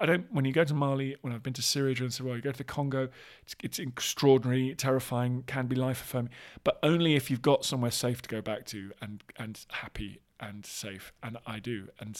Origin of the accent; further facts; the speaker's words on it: London, United Kingdom; all this kind of stuff that maybe I hadn't had exposure to growing up in Southwest London, a kind of suburb.